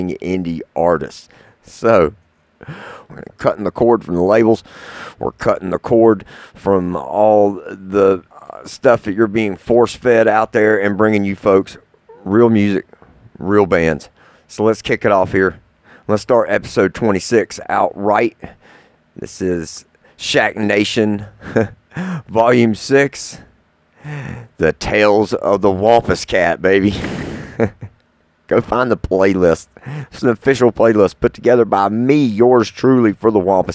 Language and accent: English; Sanford, North Carolina, United States; also born or lived in Lexington, North Carolina; here to North Carolina, of all places, in Sanford, my hometown where I grew up